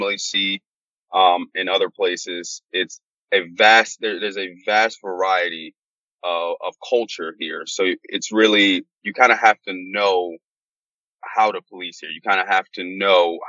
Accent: Silver Spring, Maryland, United States; also born or lived in Washington, D.C.; I'm from Washington, D.C. I was born in Washington, D.C. I was actually raised right on the border, downtown Silver Spring, Maryland area

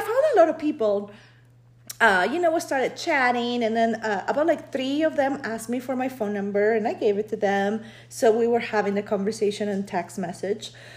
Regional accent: Peru; now in United States; I was born in Peru, but I've been living in the US since 1998.

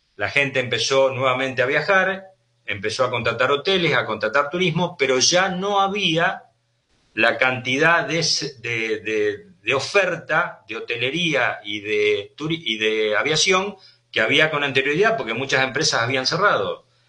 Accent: Argentina

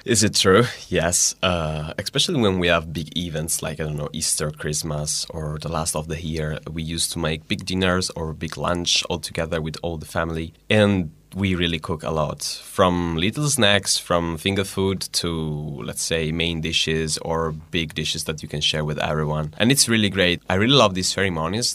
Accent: Diano Castello, Liguria, Italy; English is a second language; moved away as an adult; now in Hungary; I'm from Liguria.

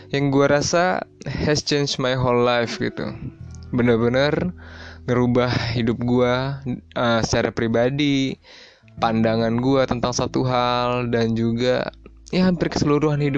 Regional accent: Bengkulu, Indonesia; gue balik lah balik kampung gue ke Bengkulu gue dari Bengkulu by the way dan gue SMA di Jababeka di SMA Presiden

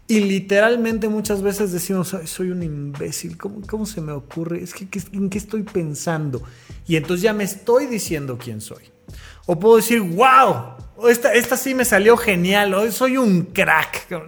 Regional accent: Mexico; Pues soy mexicano.

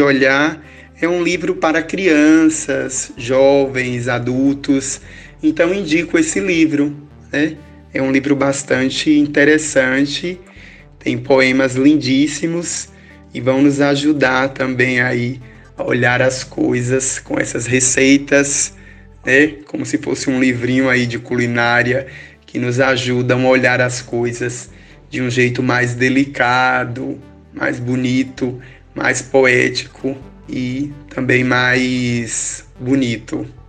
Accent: Tucano, Bahia, Brazil; eu sou daqui do sertão de Tucano, né? Daqui dessa cidade baiana.

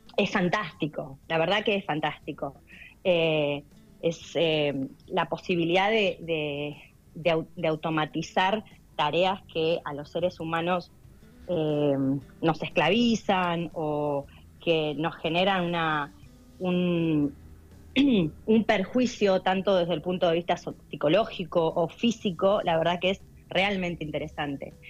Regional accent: Darregueira, Buenos Aires Province, Argentina; moved away as an adult; also born or lived in Bahía Blanca, Argentina / United States; yo hice, bueno, en primaria y secundario acá en, en Darreira

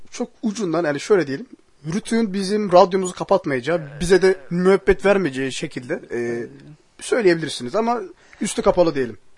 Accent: Turkey; Ve Türk'üz tabii ki her şeyden önce.

